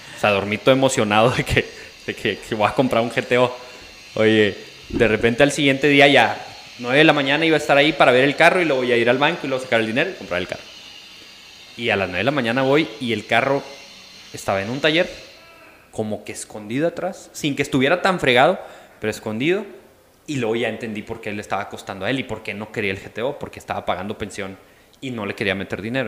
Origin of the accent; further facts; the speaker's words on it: Mexico; also born or lived in Coahuila; soy mexicano